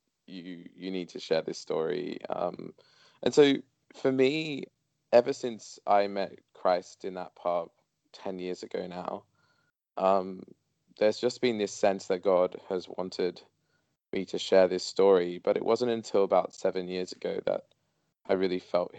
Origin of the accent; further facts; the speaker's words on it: Sydney, New South Wales, Australia; growing up in Sydney, Australia